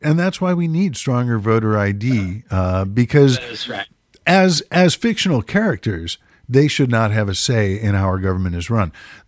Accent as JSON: {"language": "English", "region": "Midwest", "country": "United States", "tie": "born or raised there", "said": "growing up in the Midwest"}